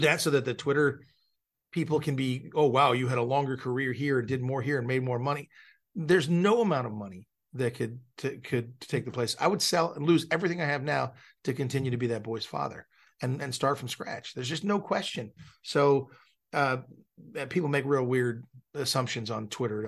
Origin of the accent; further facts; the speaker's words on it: Malibu, California, United States; I grew up in Malibu, California, so I grew up the son of a film director